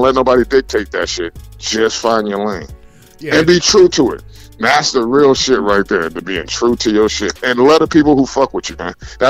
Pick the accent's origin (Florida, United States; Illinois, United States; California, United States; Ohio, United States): California, United States; Los Angeles; I'm from West Coast. I'm from LA gang territory.